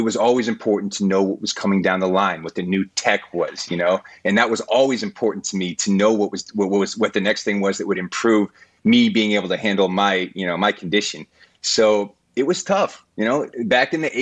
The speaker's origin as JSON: {"language": "English", "region": "Colorado", "country": "United States", "tie": "born or raised there", "said": "when we were kids growing up in Colorado"}